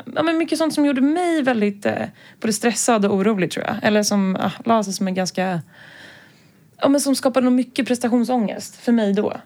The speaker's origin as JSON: {"language": "Swedish", "town": "Stockholm", "region": "Stockholm County", "country": "Sweden", "also_born_or_lived": "Lund", "said": "Jag är här från Stockholm. Eh, men har eh, bott i Lund en sväng när jag pluggade där"}